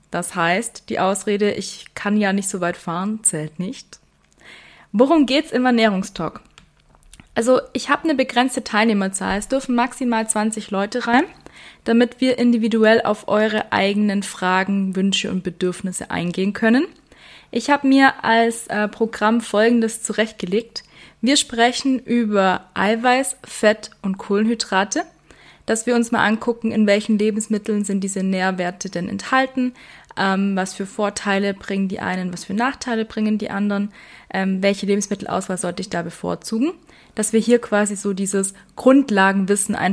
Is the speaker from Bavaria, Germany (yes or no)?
yes; Weißenhorn, Bavaria, Germany; Ich komme aus Weißenhorn, darum wird es ans Weißenhorner Tierheim gehen.